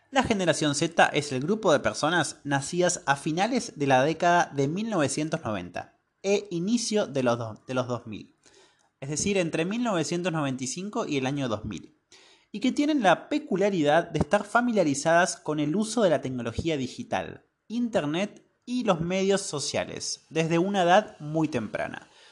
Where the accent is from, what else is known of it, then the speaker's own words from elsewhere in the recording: northern Patagonia, Argentina; now in Córdoba, Argentina; yo soy del norte de la Patagonia y estudié y vivo actualmente en la ciudad de Córdoba